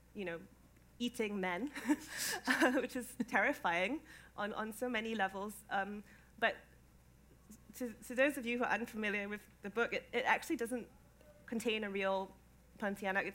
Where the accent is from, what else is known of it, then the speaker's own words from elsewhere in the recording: Singapore; moved away as an adult; now in London, United Kingdom; I grew up in Singapore. I spent the first 19 years of my life there